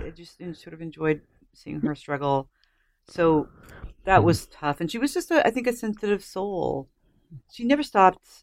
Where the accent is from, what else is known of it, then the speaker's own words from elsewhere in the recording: United States; I'm an American